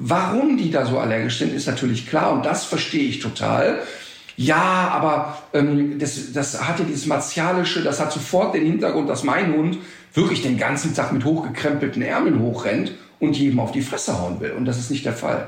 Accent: Germany; bei uns in Deutschland

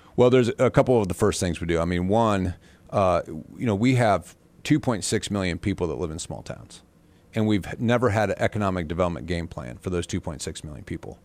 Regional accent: Butler, Indiana, United States; also born or lived in Valparaiso, Indiana / Fort Wayne, Indiana; I'm from Butler, Indiana

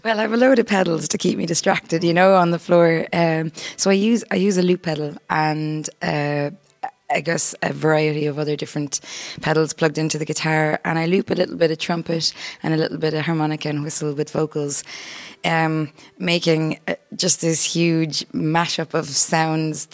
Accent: Ennis, Munster, Ireland; that's where I went to school, and that's where I was brought up

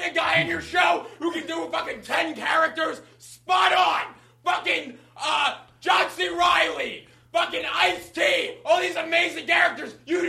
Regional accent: Philadelphia, Pennsylvania, United States; I'm from Philly.

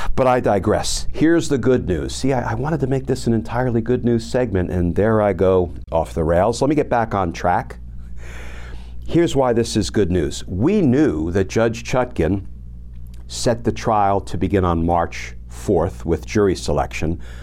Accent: New Jersey, United States; moved away; I am a gutter kid from Jersey

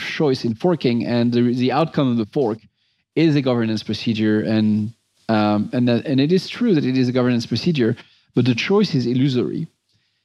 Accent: Montrouge, Île-de-France, France; moved away; I grew up near Paris

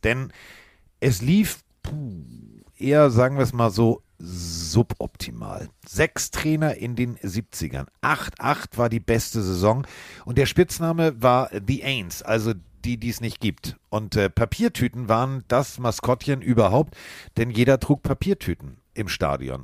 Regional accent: Northern Germany, Germany; ich komme aus Norddeutschland

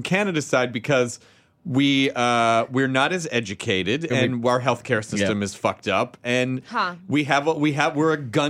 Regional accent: Tennessee, United States; I'm from Tennessee.

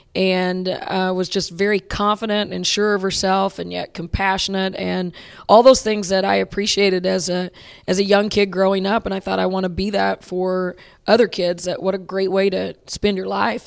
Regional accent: Hilton, Oklahoma, United States; growing up in Hilton, Oklahoma, um, Mary Patton was my fifth grade basketball coach

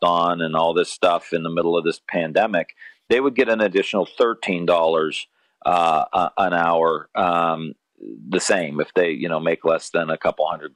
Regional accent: Northeast Ohio, United States; I'm from Northeast Ohio. We grow up. We have a sports culture

